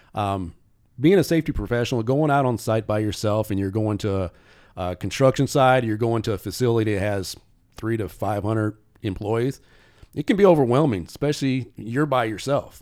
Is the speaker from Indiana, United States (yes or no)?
yes; South Bend, Indiana, United States; moved away as an adult; also born or lived in Florida; now in Indianapolis, United States; I'm originally from South Bend, Indiana